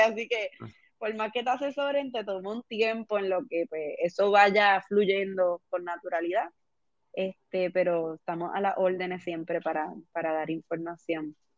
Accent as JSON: {"language": "Spanish", "country": "Puerto Rico", "said": "como puertorriqueños"}